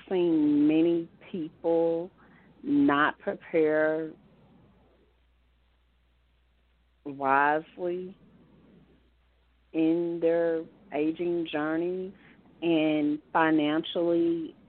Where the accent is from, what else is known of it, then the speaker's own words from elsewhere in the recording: Osceola, Arkansas, United States; moved away as an adult; I was born and raised in Osceola, Arkansas, and lived all my childhood in Arkansas, and after college moved away. But right now I am living in Arkansas.